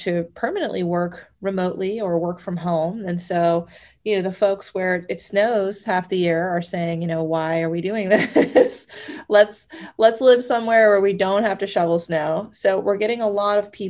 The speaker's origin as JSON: {"language": "English", "town": "Orlando", "region": "Florida", "country": "United States", "tie": "born or raised there", "said": "I grew up in Orlando. I was born and raised here"}